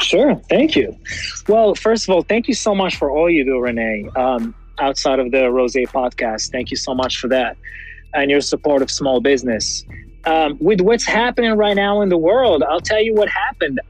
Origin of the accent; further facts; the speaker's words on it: Morocco; first language French; English is a second language; now in United States; I grew up in Morocco